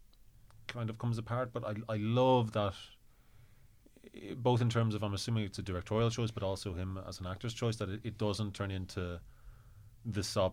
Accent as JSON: {"language": "English", "country": "Ireland", "said": "as Irish people"}